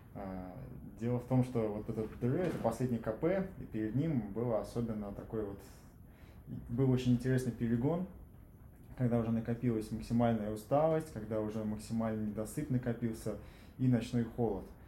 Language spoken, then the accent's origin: Russian; Tver, Tver Oblast, Russia; я родился в Твери